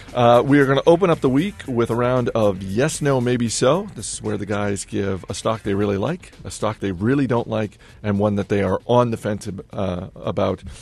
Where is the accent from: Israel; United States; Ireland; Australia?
United States; Northeast; growing up in the Northeast